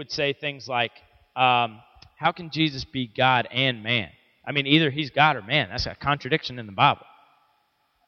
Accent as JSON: {"language": "English", "town": "Midland", "region": "Georgia", "country": "United States", "tie": "born or raised there", "said": "I grew up in Midland, Georgia"}